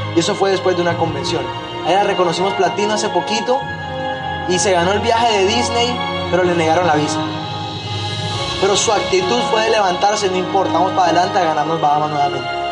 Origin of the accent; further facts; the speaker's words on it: Barranquilla, Atlántico, Colombia; moved away as an adult; also born or lived in Medellín; mi ciudad de origen